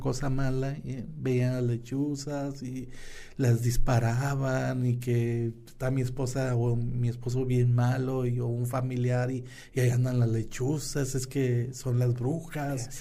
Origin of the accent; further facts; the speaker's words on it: San Buenaventura, Coahuila, Mexico; somos samunenses, que somos del centro, que somos de Coahuila, que somos del norte